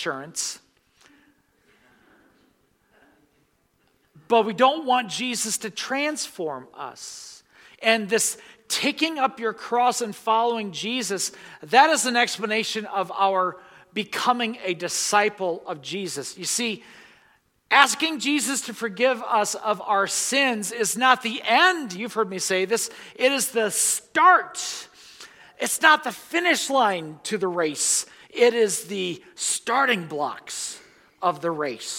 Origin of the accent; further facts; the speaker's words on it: United States; American Christians